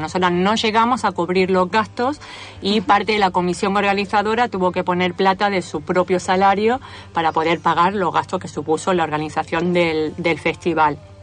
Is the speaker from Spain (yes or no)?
yes; Andalusia, Spain; moved away as an adult; now in Argentina; de Andalucía pero residente, residente de la Argentina de hace ocho años